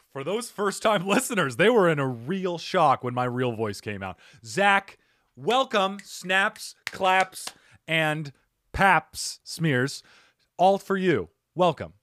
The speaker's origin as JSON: {"language": "English", "town": "Cottonwood", "region": "Arizona", "country": "United States", "tie": "born or raised there", "said": "where I grew up in Cottonwood, it's part of the Verde Valley"}